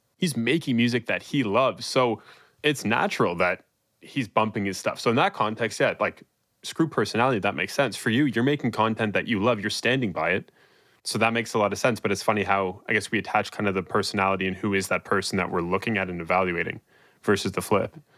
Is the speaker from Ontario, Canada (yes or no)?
yes; Toronto, Ontario, Canada; I'm from Toronto